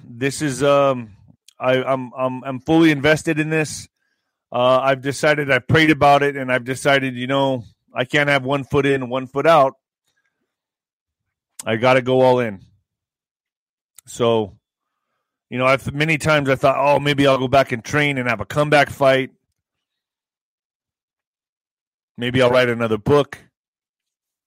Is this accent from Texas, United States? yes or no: yes; El Paso, Texas, United States; El Paso, my hometown